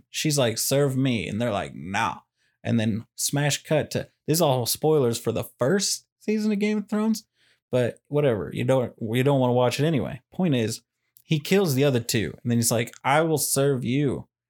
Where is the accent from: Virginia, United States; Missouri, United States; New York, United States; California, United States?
Missouri, United States; Kansas City; I'm from Kansas City.